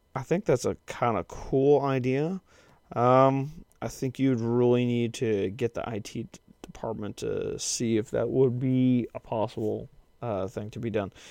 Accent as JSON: {"language": "English", "country": "United States", "lives_now": "Kansas, United States", "said": "as an American"}